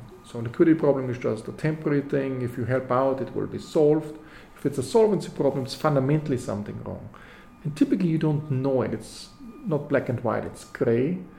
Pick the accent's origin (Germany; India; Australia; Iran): Germany; Bavaria; moved away as an adult; also born or lived in London, United Kingdom; now in Princeton, United States; I grew up in Europe. I grew up in Germany. I also did my PhD in London, in the UK, the London School of Economics.